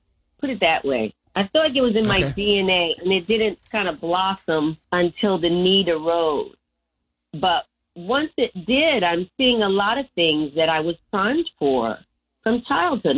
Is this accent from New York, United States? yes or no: no; Michigan, United States; moved away as an adult; also born or lived in Washington, D.C.; now in Los Angeles, United States; I'm from Michigan, and in the Midwest, there's a lot more co-ops.